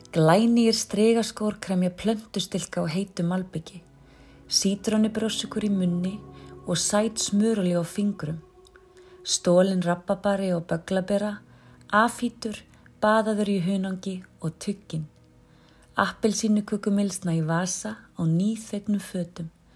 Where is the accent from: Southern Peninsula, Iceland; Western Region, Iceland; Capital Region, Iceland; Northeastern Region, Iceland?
Capital Region, Iceland; Mosfellsbær; æskuminningum okkar og alast upp í Mósesveit